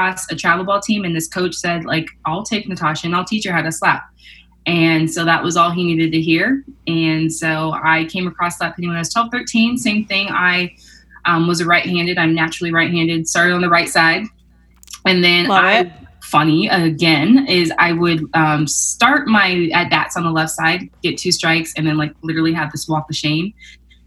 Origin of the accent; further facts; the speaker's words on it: Irvine, California, United States; I grew up in Irvine in SoCal, California